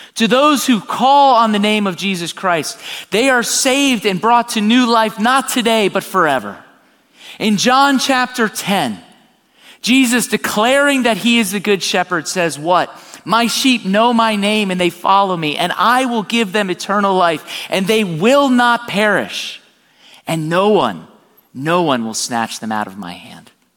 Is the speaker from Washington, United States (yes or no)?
no; South Florida, United States; I'm born and raised in South Florida.